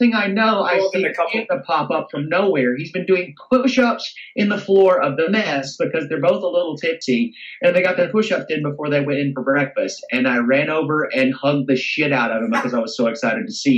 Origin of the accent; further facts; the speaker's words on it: Alabama, United States; accent: American; moved away as an adult; Born and raised in Alabama in the great United States of America